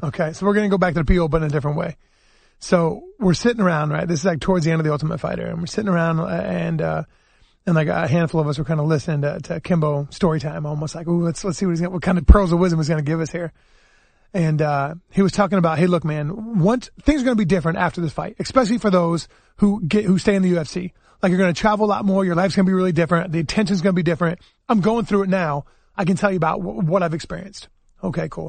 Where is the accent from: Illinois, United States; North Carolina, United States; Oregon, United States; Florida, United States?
Illinois, United States; I grew up in Illinois